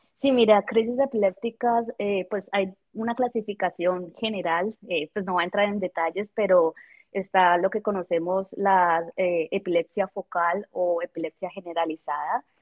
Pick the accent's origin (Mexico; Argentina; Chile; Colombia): Colombia; moved away as an adult; also born or lived in Bogotá; now in Kansas, United States; yo soy de Colombia